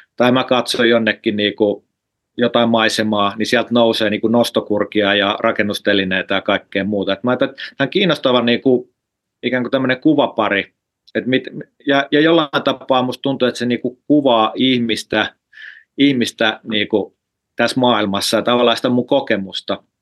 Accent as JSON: {"language": "Finnish", "town": "Lahti", "region": "Päijät-Häme", "country": "Finland", "tie": "born or raised there", "moved": "as an adult", "lives_now": "Helsinki, Finland", "said": "mä oon siis Lahdesta kotosi, mä oon Lahdessa syntynyt ja, ja, ja asunut"}